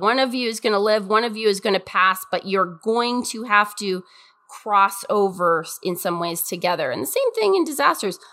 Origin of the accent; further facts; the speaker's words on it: Montana, United States; I'm from Montana